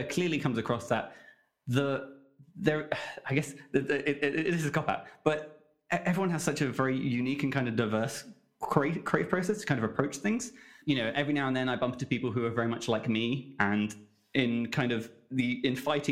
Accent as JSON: {"language": "English", "region": "England", "country": "United Kingdom", "said": "me as an English person"}